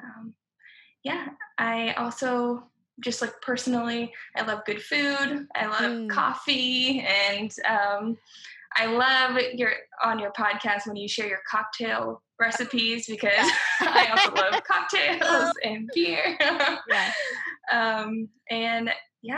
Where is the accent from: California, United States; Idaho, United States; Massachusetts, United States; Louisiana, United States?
Idaho, United States; moved away as an adult; also born or lived in Durham, North Carolina; now in Oregon, United States; I'm from Idaho, like you said, an Idaho native. Grew up there. And at about age 18, I left Idaho and moved to Oregon